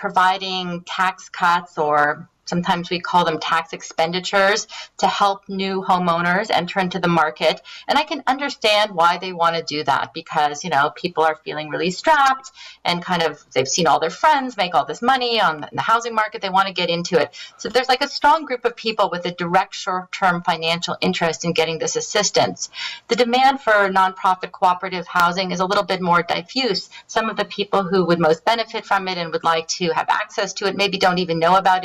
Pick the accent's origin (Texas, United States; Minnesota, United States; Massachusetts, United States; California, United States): California, United States; San Francisco; now in Toronto, Canada; I'm from San Francisco originally